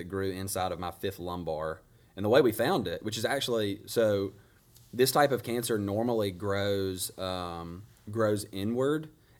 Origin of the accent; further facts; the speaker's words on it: Grenada, Mississippi, United States; I think I was born in Grenada. I assume I was.